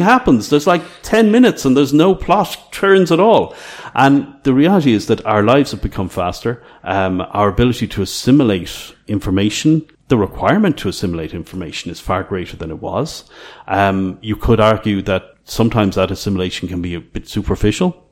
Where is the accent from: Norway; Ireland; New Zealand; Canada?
Ireland; moved away as an adult; now in Croatia; I grew up in Ireland in the late 80s